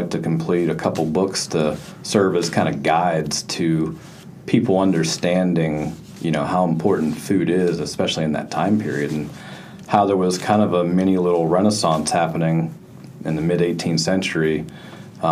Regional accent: Western Pennsylvania, United States; moved away; the area that I'm from, which is Western Pennsylvania

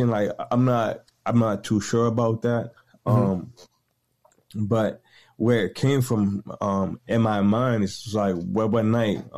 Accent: Boston, Massachusetts, United States; I'm from Boston, Massachusetts

